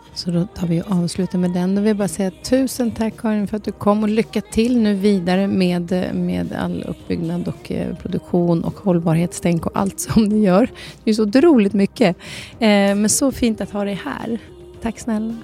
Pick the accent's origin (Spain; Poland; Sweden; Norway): Norway; moved away; jag som är från Norge som inte har sett typ mer än Oslo. Jag är född i Norge.